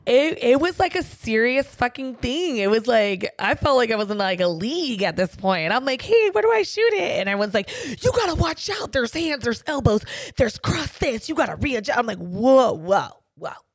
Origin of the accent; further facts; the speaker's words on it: San Diego, California, United States; my hometown, San Diego